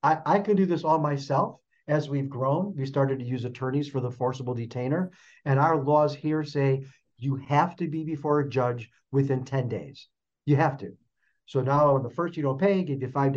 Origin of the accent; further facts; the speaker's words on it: Chicago, Illinois, United States; now in Phoenix, United States; I'm originally from Chicago.